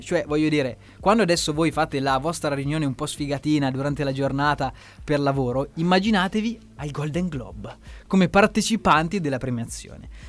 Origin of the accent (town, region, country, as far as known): Italy